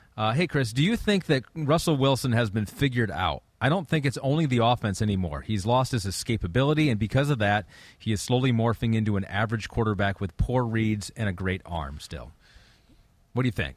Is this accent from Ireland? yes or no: no; England, United Kingdom; I'm from England